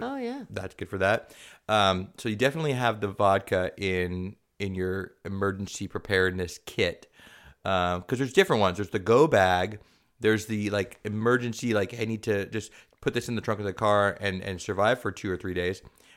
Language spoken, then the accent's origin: English; San Diego, California, United States; Linda Vista is the neighborhood I grew up in, San Diego.